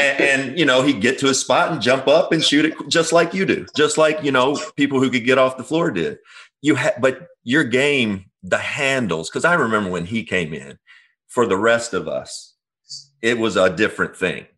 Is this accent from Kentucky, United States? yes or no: yes; Kentucky, United States; I'm from Kentucky.